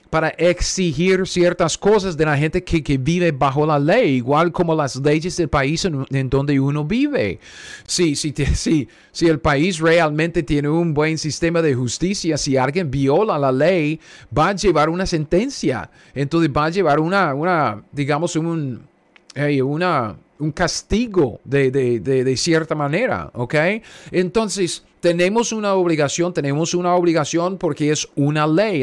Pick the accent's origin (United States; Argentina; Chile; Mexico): United States; yo soy gringo, ¿ok? Cara de gringo, yo soy gringo. Um, mis antepasados ah, venían aquí a los Estados Unidos ah, ah, de Rusia, Rumanía.